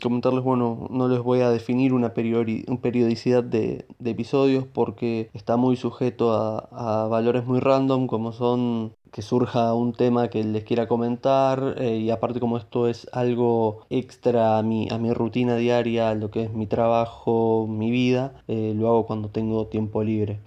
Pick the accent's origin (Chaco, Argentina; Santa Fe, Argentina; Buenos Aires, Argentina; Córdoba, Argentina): Buenos Aires, Argentina; soy de Buenos Aires, Argentina